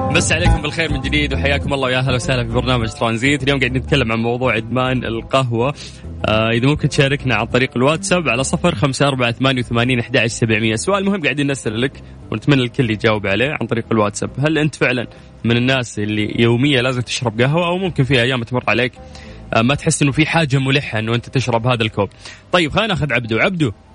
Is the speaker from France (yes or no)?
no; Saudi Arabia; في المملكه العربيه السعوديه احنا الان الحمد لله في تركيز ترى على المزارع عندنا في الجنوب